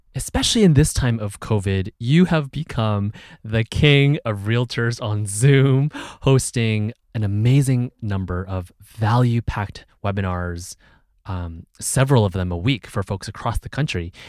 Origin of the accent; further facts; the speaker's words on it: Bay Area, California, United States; was also born in the Bay Area, born and raised in the Bay Area